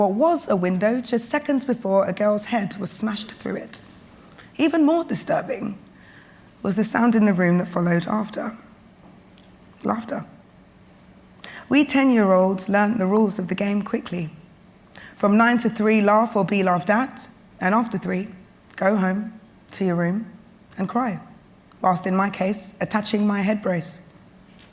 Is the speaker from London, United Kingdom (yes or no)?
yes; London, United Kingdom; I was born and raised in London, the square mile, sometimes considered Tower Hamlets, sometimes considered City of London